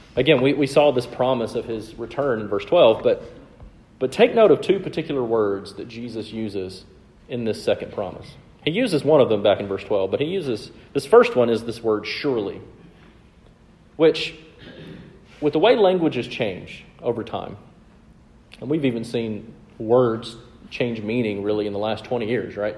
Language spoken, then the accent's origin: English; the South, United States; I'm from the South